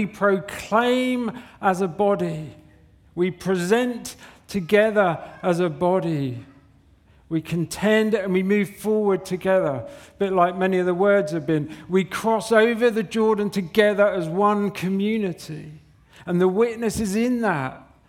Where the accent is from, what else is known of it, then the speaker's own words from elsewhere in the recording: Southampton, South East England, United Kingdom; We come from Southampton, a good place. We come from Southampton, and it was like, where's the 24-hour garage?